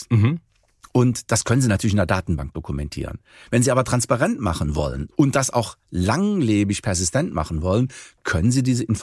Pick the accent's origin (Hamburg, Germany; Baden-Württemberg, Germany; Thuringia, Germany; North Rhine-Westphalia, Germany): North Rhine-Westphalia, Germany; Cologne; Sagen wir so, Sie kommen aus Düsseldorf, ich komme aus Köln.